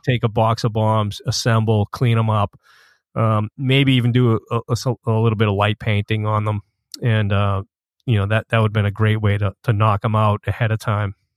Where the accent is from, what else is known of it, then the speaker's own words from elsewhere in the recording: Boston, Massachusetts, United States; when I was growing up in Boston.